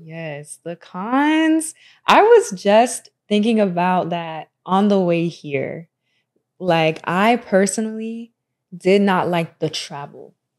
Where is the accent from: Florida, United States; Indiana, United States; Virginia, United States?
Florida, United States; Tampa; also born or lived in Orlando, Florida; I'm from Tampa, I'm from Florida